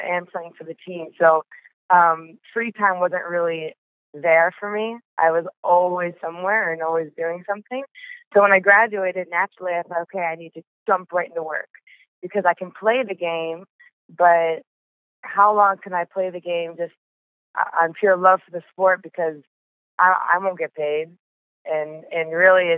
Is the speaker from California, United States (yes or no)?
yes; Bay Area, California, United States; I grew up in the Bay Area, probably 15 minutes away from Stanford.